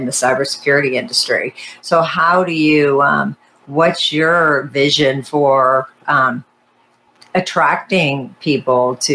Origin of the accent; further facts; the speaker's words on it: India; no, go ahead. Go ahead. I'm Indian.